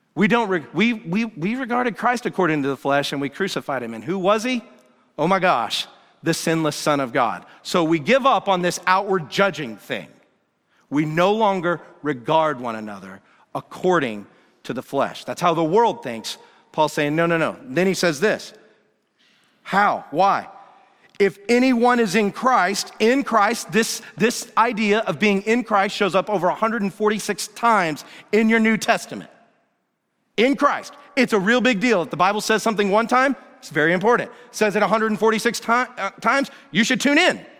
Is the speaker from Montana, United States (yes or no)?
no; Atlanta, Georgia, United States; Growing up in Atlanta, Georgia